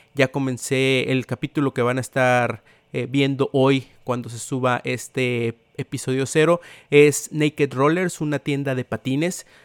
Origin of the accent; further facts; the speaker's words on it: Tampico, Tamaulipas, Mexico; soy originario de Tampico, Tamaulipas